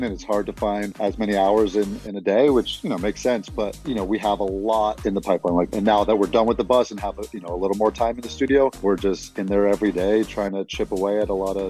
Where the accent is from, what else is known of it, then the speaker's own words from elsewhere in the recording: Los Angeles, California, United States; we grew up in Los Angeles